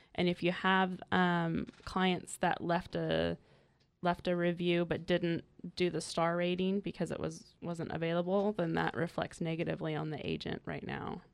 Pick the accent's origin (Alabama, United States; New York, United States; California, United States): California, United States; Willits; moved away as an adult; also born or lived in San Luis Obispo, California; now in North County, California, United States; I'm originally from Northern California. I came down from, um, the small town of Willits in Mendocino County